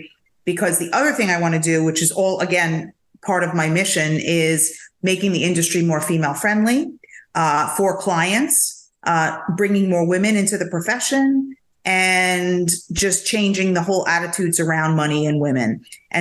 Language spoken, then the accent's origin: English; New York, United States; moved away as an adult; now in Florida, United States; I'm such a New Yorker